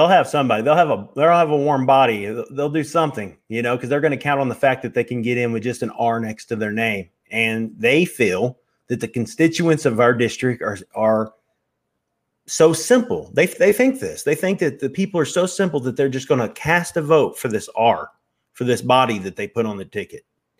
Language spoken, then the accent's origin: English; Missouri, United States; We know how to work. We're from Missouri, man. We know how to work.